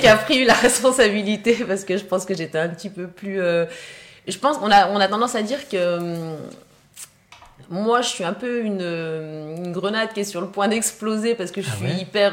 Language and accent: French; Haute-Savoie, Auvergne-Rhône-Alpes, France; je viens de Haute-Savoie